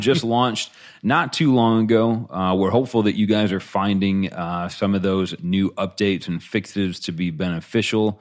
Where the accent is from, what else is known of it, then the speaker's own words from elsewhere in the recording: Buffalo, New York, United States; I grew up in Buffalo